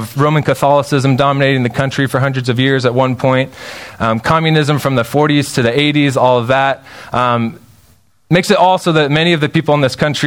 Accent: Spokane, Washington, United States; So I grew up in Spokane, Washington

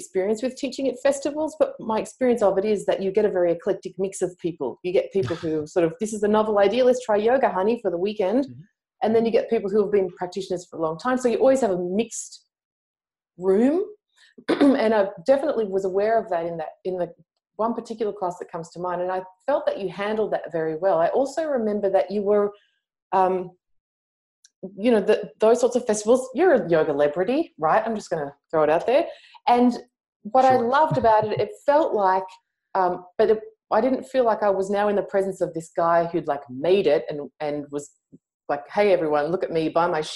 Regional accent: Australia; I'm Australian.

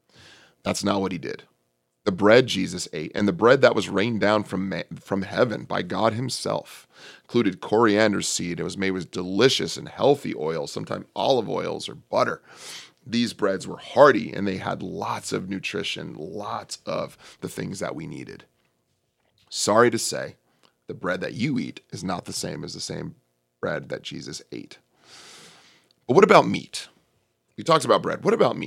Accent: California, United States; I'm from the Bay Area, Northern California.

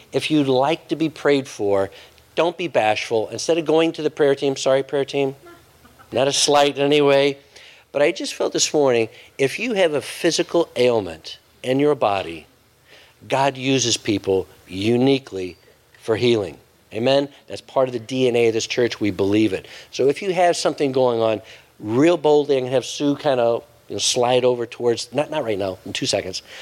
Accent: United States; as an American

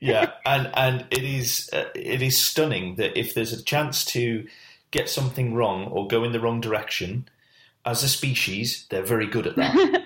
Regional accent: United Kingdom; we're British

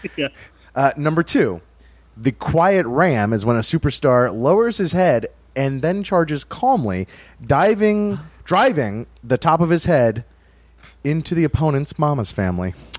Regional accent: Louisville, Kentucky, United States; I'm from Louisville

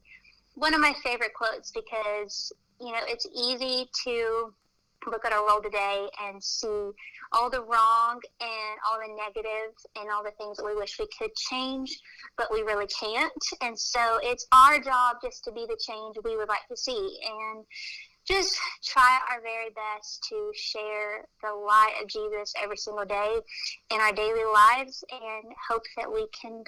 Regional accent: small town outside Tulsa, Oklahoma, United States; I grew up in Oklahoma in a small town right outside of Tulsa

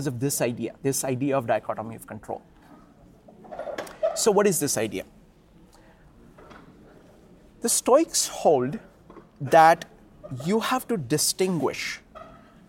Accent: India; I grew up in the Indian culture

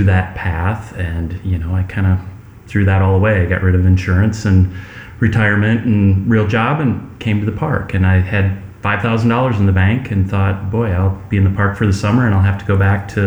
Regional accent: Iowa, United States; moved away as an adult; now in Denali Park, United States; I grew up in the Midwest in Iowa on an apple orchard

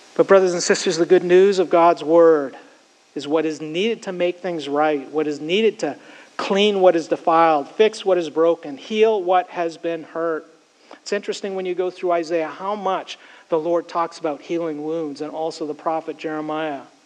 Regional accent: Canada; Growing up in Canada, I spent many of my high school years and college years as a camp counselor

